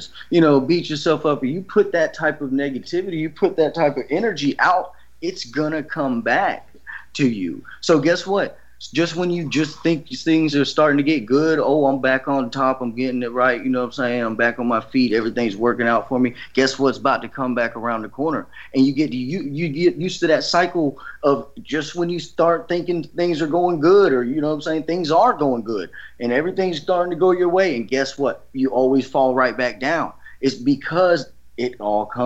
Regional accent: Georgia, United States; I'm from Georgia. I'm from a small town

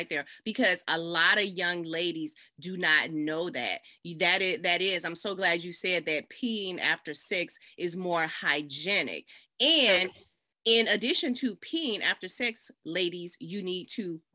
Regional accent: the South, United States; I'm from the South. I'm showing my Southern roots

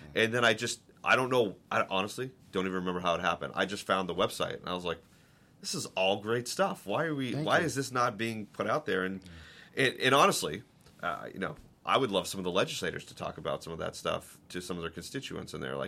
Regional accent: Boston, Massachusetts, United States; I'm a diehard Red Sox fan. I'm from Boston. I know you asked me where the accent is. I lost it a long time ago when I moved around the country.

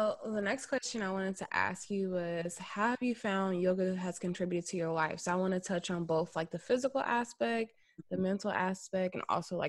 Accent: Inglewood, California, United States; I'm from Inglewood. I was going everywhere.

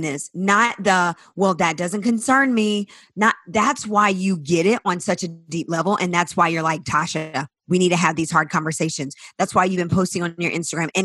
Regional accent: South Carolina, United States; I'm from the South, from South Carolina, in a small town

